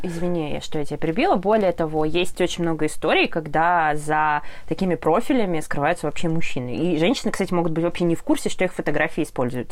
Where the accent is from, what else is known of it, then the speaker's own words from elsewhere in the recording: Orenburg, Orenburg Oblast, Russia; now in Ufa, Russia; я из Оренбурга сама